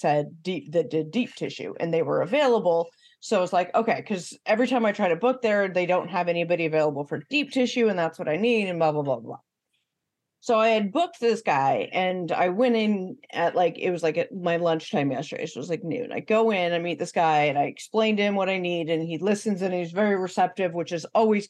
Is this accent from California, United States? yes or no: yes; Northern California, United States; accent: California accent; moved away as an adult; also born or lived in Bay Area / San Diego / Midwest; I was born and raised in California, Northern California